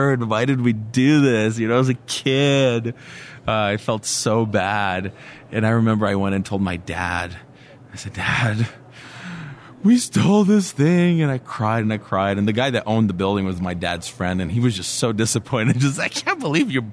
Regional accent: Brasília, Federal District, Brazil; I grew up in Brasilia, the capital of Brazil

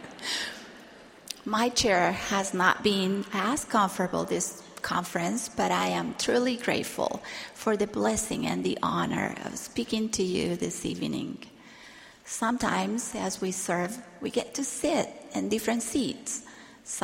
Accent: Argentina; while I was growing up in Argentina.

